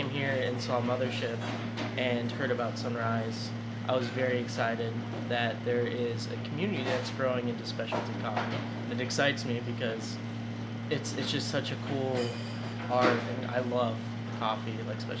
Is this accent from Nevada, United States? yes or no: yes; Las Vegas, Nevada, United States; I grew up in Vegas, and this is my hometown